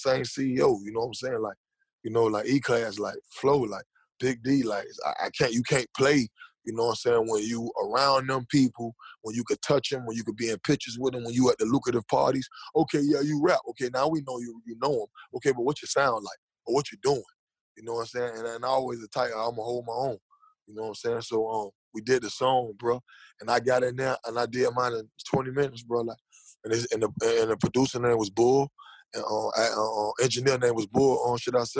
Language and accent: English; Jamaica; also born or lived in Miami; I'm Jamaican